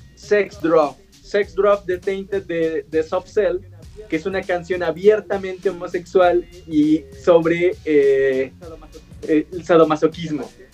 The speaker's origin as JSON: {"language": "Spanish", "region": "Oaxaca", "country": "Mexico", "said": "Yo, soy oaxaqueño, güey, soy, de, soy itzmeño"}